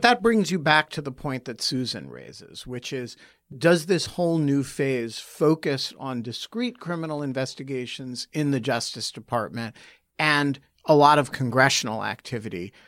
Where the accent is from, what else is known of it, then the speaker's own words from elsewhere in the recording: United States; as an American